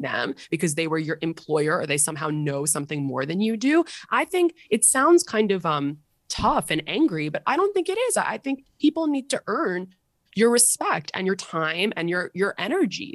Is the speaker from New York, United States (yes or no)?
yes; New York City, New York, United States; growing up in Manhattan in the private school system